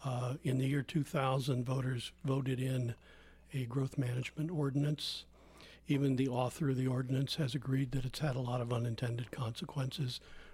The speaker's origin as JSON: {"language": "English", "town": "Santa Rosa", "region": "California", "country": "United States", "tie": "born or raised there", "lives_now": "Healdsburg, United States", "said": "Yeah, I grew up in South Santa Rosa when it was a quiet little town and you could ride your horse downtown and get a Frosty. I moved to Healdsburg 30 years ago next month."}